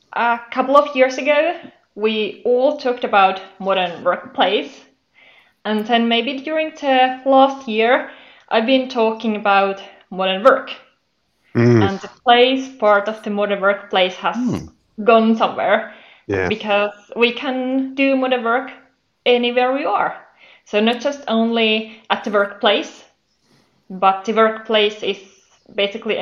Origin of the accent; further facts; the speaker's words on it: Finland; I'm from Finland.